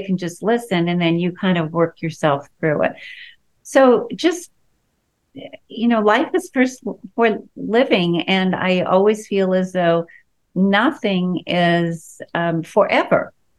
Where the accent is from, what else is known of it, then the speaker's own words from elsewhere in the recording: East Coast, United States; also born or lived in Colorado; now in Washington, D.C., United States; And I'm from the East Coast originally, so I feel like I'm coming home.